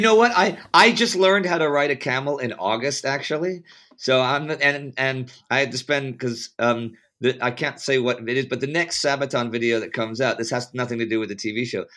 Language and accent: English; Texas, United States; I'm from Texas